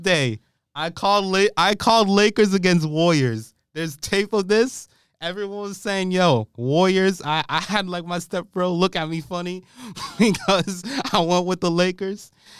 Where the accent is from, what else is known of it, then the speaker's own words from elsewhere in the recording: Montreal, Quebec, Canada; I'm from Montreal.